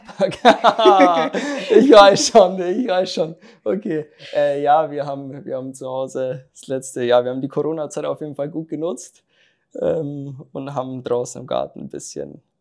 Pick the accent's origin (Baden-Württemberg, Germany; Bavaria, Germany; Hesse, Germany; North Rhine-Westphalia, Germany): Bavaria, Germany; Ja, also das mit Kolbach, also da habe ich angefangen, Fußball zu spielen, erster FC Kolbach. Ähm, ist halt, ja, bei mir im Dorf